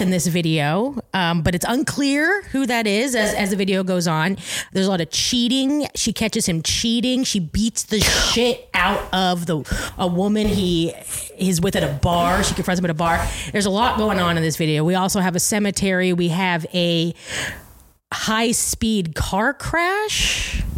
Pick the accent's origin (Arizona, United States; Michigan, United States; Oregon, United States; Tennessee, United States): Oregon, United States; Eugene; the restaurant I grew up working in in Eugene